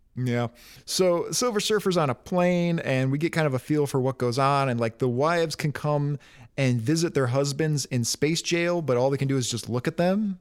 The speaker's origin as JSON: {"language": "English", "town": "Detroit", "region": "Michigan", "country": "United States", "tie": "born or raised there", "said": "growing up in Detroit"}